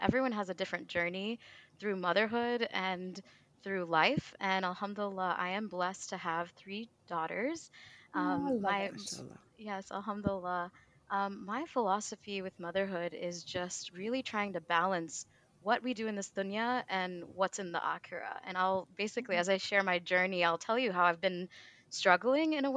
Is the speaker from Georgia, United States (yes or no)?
no; Clarksville, Tennessee, United States; now in Louisville, United States; My parents still live in the small town where I was born and raised, Clarksville, Tennessee